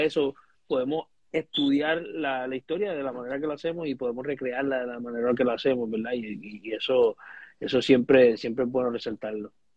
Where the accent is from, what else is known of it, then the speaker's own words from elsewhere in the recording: Puerto Rico; nosotros como puertorriqueños